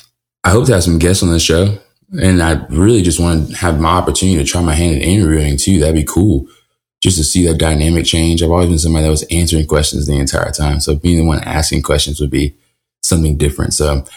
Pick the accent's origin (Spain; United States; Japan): United States; Niceville, Florida; also born or lived in Peoria, Illinois / Louisiana / Alaska; But I'm from Niceville, Florida, and that gets a little jumbled because I'm a military kid.